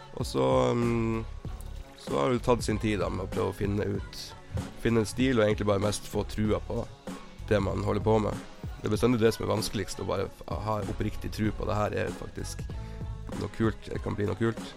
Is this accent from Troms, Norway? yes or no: yes; Tromsø, Troms, Norway; i Tromsø, der jeg er fra.